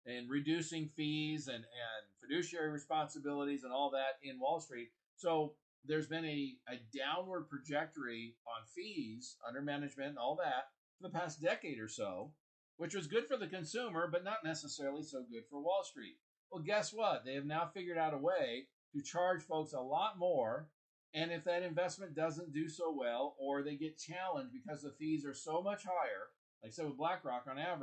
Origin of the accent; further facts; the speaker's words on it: Kansas City, Missouri, United States; also born or lived in Washington, D.C.; I grew up in Kansas City, Missouri